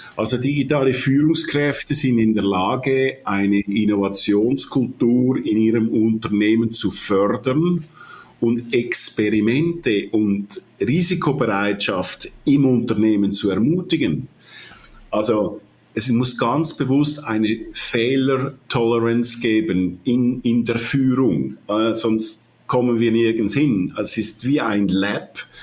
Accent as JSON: {"language": "German", "country": "Switzerland", "accent": "Swiss", "said": "ich höre mich an wie ein Schweizer, ich bin auch Schweizer, aber auch äh, halb Italiener."}